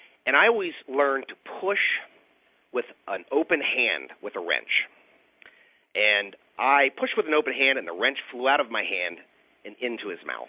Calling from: Oxford, Ohio, United States

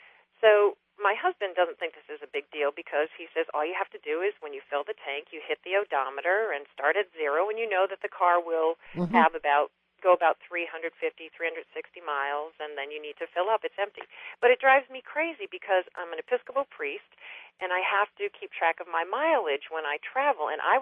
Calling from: Indian Head, Maryland, United States; Indian Head, Maryland.

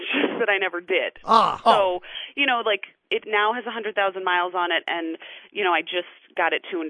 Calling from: Portland, Oregon, United States

